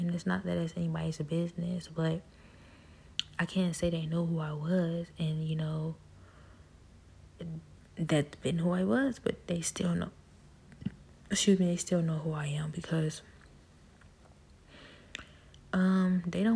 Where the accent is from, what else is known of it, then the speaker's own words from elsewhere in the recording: Cleveland, Ohio, United States; I was born and raised in Cleveland.